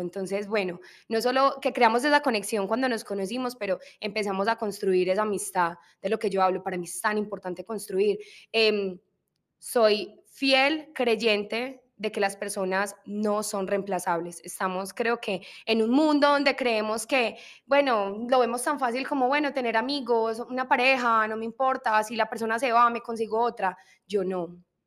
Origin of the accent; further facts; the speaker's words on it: Colombia; en mi cultura, somos colombianas